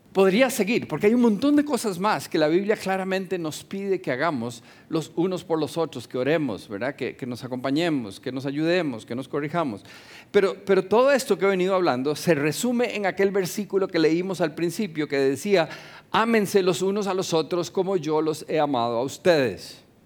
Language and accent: Spanish; Costa Rica; Como ticos nos cuesta montones porque somos non-confrontational